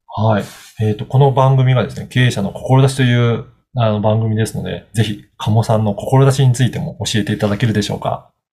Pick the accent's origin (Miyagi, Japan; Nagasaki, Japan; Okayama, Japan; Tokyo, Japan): Okayama, Japan; 私も、あの、出身が岡山なので